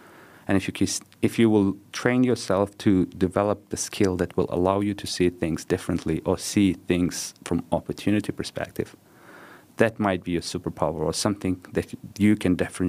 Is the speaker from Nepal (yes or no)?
yes; Nepal; born there; I was born in Nepal.